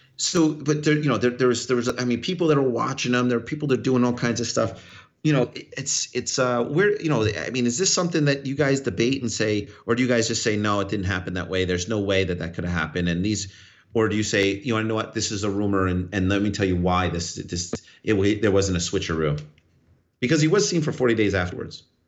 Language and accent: English; New York, United States; I'm a New Yorker.